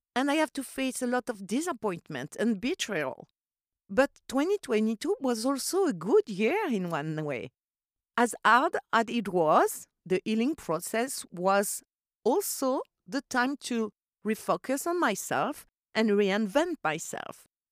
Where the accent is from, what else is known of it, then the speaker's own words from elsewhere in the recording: Corsica, France; English is a second language; moved away; I grew up in Corsica